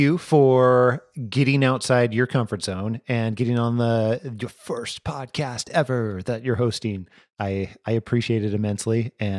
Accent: Idaho, United States; you and I have talked where I'm from Northern Idaho, you know, and I'm no stranger to mountains, right?

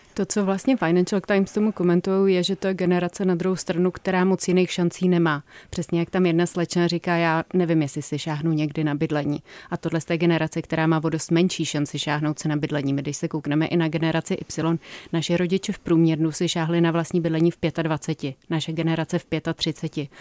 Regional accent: Prague, Czechia; já, já jsem jako z Prahy

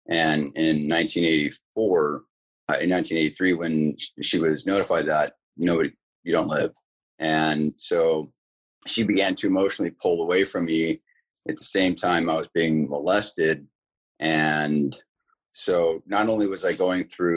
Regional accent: California, United States; also born or lived in Bad Aibling, Germany; moved to California, back to California, because I was born in Germany, but moved back to California

